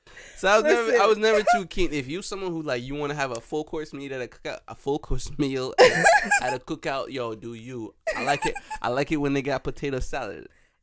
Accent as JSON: {"language": "English", "country": "Jamaica", "said": "We're Jamaican, so you know how we give it up."}